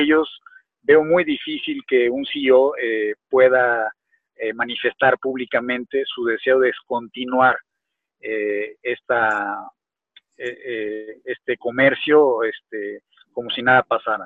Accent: Mexico; México, en mi país

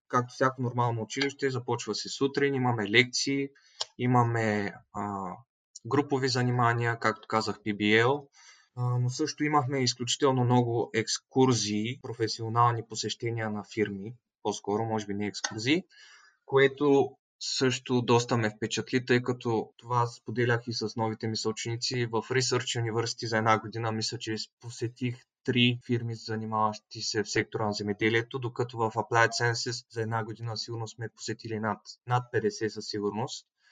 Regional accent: Veliko Tarnovo, Veliko Tarnovo Province, Bulgaria; moved away as an adult; now in Netherlands; от Велико Търново съм, на 21 години. В момента студент в Холандия

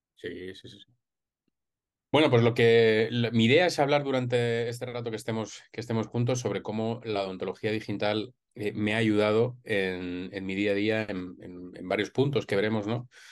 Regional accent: Madrid, Community of Madrid, Spain; yo soy de Madrid y estudié aquí odontología hace ya casi 20 años

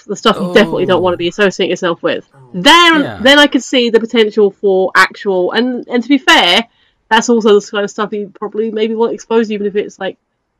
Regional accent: United Kingdom; we're British.

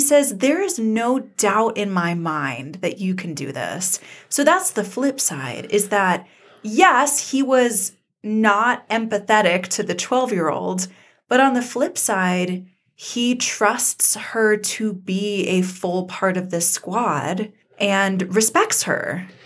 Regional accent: Georgia, United States; moved away as an adult; also born or lived in Colorado; I grew up in the American South, and I went to college in Colorado, and I always got a lot of flack for my accent and for coming from Georgia

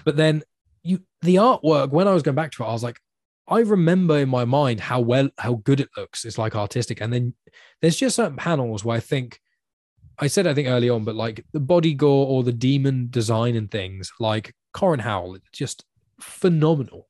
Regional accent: United Kingdom; you're a British person

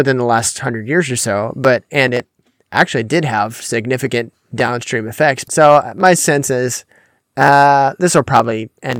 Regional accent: Pensacola, Florida, United States; the biggest one is from my hometown in Pensacola, the Brownsville Revival

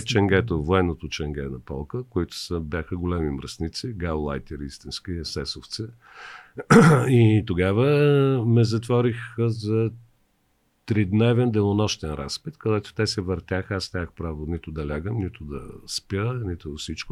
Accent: Varna, Varna Province, Bulgaria; now in Sofia, Bulgaria; аз съм от Варна.

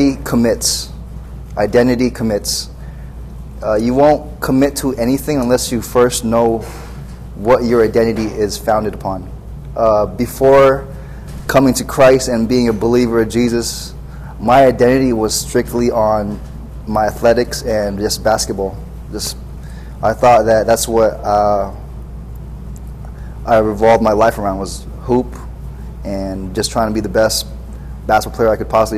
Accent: Orange County, California, United States; I'm from Orange County, California.

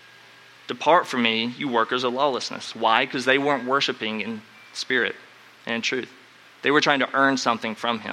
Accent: North Carolina, United States; growing up in North Carolina

